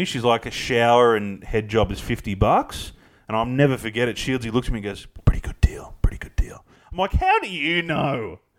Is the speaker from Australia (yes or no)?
yes; Melbourne, Victoria, Australia; Us five best mates growing up in Oakley.